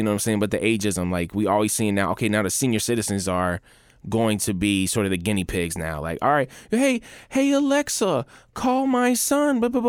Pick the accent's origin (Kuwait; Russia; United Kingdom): Kuwait; born there; I was born in Kuwait and I'm Muslim.